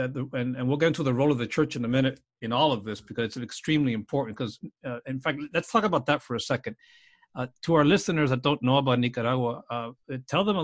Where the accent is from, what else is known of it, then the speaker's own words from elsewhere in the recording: South Florida, United States; I grew up in South Florida